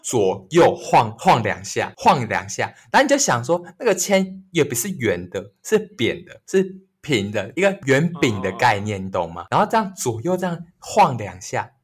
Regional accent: northern Taiwan, Taiwan; 我们是北部人嘛，然后我们到台中去当兵

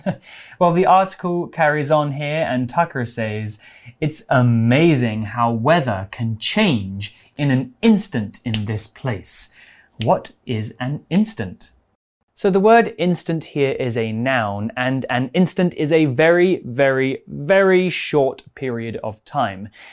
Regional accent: England, United Kingdom; I'm from England where it rains every day.

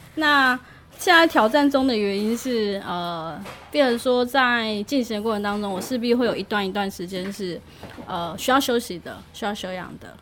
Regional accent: Miaoli County, Taiwan; now in Yilan, Taiwan; 我自己是，本身是苗栗长大的

